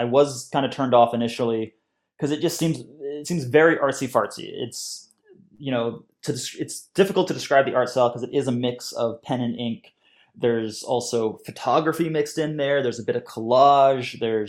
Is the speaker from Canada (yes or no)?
yes; Canada; also born or lived in United Kingdom; now in Scotland, United Kingdom; I'm a Canadian and British cartoonist currently living in Scotland.